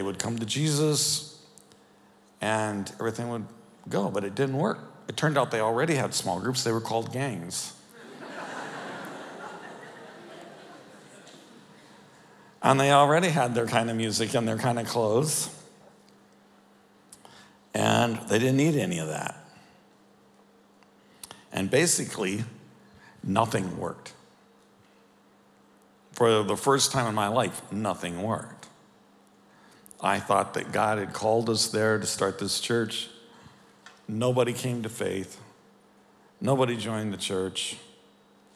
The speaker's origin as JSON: {"language": "English", "town": "Chicago", "region": "Illinois", "country": "United States", "said": "we're from Chicago"}